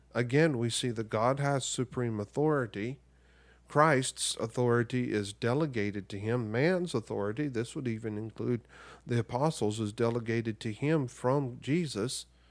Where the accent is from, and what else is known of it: United States